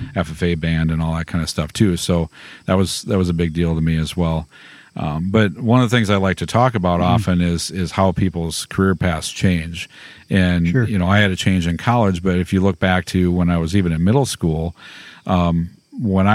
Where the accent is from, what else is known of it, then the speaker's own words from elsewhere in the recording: Hillsboro, Wisconsin, United States; I grew up by Hillsboro, Wisconsin, a small little town